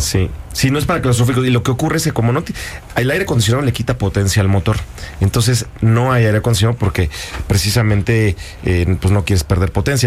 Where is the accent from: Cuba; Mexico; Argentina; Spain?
Mexico; Yo soy el piloto mexicano con mayor número de triunfos y campeonatos eh, para un mexicano en el, en el extranjero